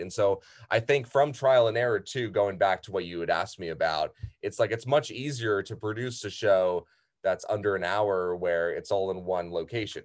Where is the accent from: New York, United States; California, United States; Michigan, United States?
California, United States; San Diego; I've been here since I was six years old